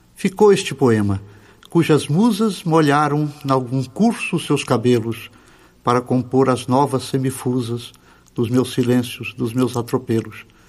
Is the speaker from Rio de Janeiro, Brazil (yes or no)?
no; Goiás, Brazil; moved away; also born or lived in Portugal; primeiro eu sou do sertão uhum. eu sou de Goiás